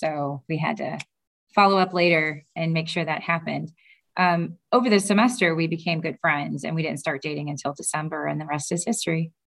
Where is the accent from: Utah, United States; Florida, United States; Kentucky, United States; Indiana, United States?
Kentucky, United States; moved away as an adult; also born or lived in St. Louis / Bloomington; now in Cleveland, United States; I'm originally from Kentucky and I like to stay in the Midwest.